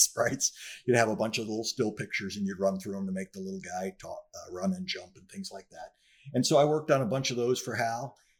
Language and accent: English; northern New Jersey, United States; moved away as an adult; also born or lived in North Miami Beach; I was born in New Jersey, in northern New Jersey, and I grew up there, uh, for the first nineteen years